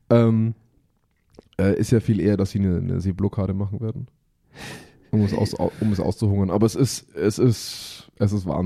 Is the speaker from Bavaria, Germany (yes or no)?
yes; Bavaria, Germany